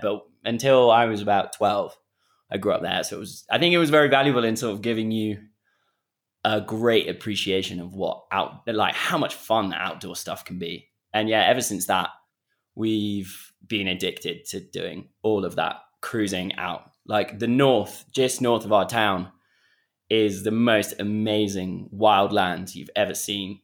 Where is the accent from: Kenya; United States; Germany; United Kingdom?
Kenya; I grew up on a, on the edge of this conservancy